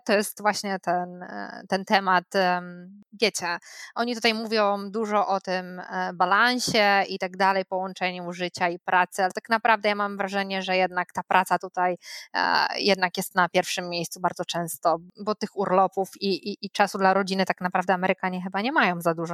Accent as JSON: {"language": "Polish", "country": "Poland", "moved": "as an adult", "lives_now": "United States", "said": "skąd jestem, co robiłam w Polsce"}